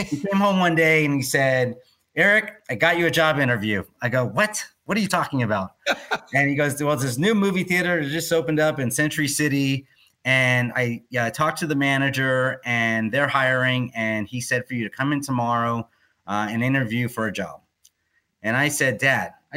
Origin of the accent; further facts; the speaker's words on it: Oyster Bay Cove, New York, United States; I was born in a small town called Oyster Bay Cove, Long Island